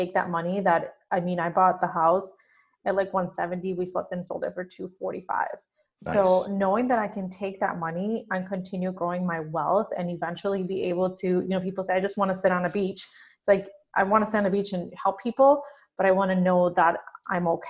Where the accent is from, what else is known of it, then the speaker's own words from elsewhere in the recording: Mexico; first language Spanish; English is a second language; now in United States; growing up in Mexico